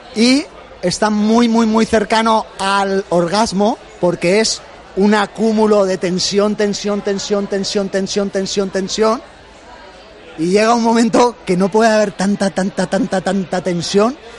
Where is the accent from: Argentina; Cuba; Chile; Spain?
Spain; Benicàssim, Valencian Community; en el Festival del Rototom en Benicassim, de donde yo soy